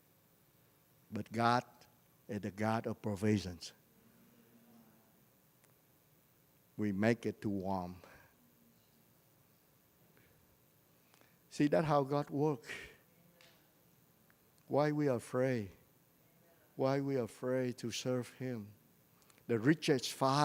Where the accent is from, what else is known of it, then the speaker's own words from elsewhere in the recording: Vietnam; I am a prophet from Vietnam.